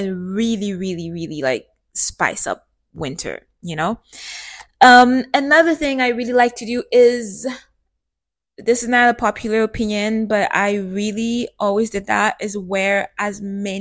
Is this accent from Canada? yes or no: yes; Canada; Growing up in Canada